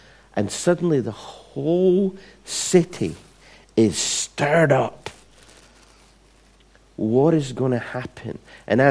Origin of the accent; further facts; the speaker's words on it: Scotland, United Kingdom; where I was brought up in Scotland